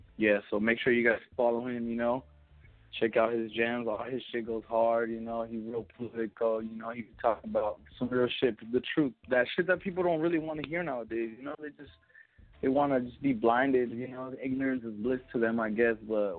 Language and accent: English; West Coast, United States; Even though I'm from the West Coast, man, I don't give a fuck what anybody says.